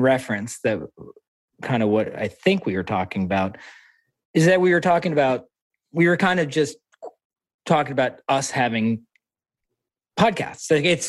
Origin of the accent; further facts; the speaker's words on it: New York, United States; I was born in New York, but I'm first generation. So, you know, I grew up speaking different languages